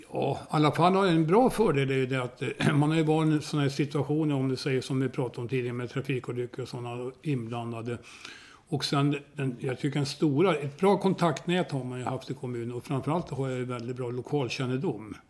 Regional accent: Hälsingland, Gävleborg County, Sweden; moved away as an adult; also born or lived in Sundsvall; now in Tyresö, Sweden; jag var uppvuxen vid Ljusnan

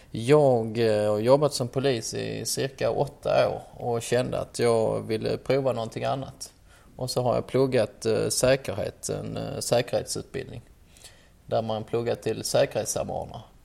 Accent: Ystad, Skåne, Sweden; moved away as an adult; also born or lived in Malmö; now in Stockholm, Sweden; jag kommer från Skåne som de flesta hör och kommer ifrån eh, den fantastiskt trevliga staden Ystad, Wallanderstaden

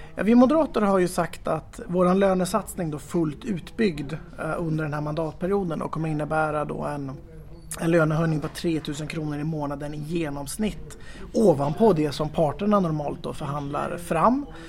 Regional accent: Gävle, Gävleborg County, Sweden; moved away as an adult; now in Tyresö, Sweden; jag är född och uppvuxen i eh, Gävle

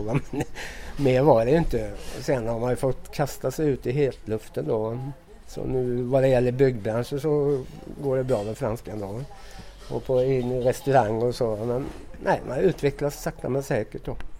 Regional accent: Sweden; moved away as an adult; now in France; vi svenskar som jobbar här

